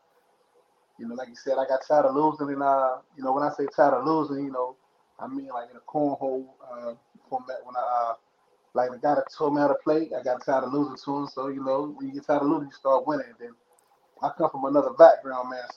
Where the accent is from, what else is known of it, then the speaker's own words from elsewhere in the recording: Lynchburg, Virginia, United States; also born or lived in San Diego, California / El Cajon, California; now in Clifton Forge, United States; that's where I'm at now, but I'm originally from Lynchburg. So I bounced between, you know, Virginia and California. I used to live in San Diego, El Cajon